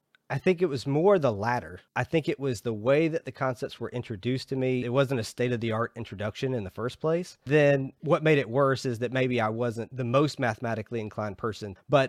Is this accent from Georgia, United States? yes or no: yes; Georgia, United States; I'm originally from Georgia.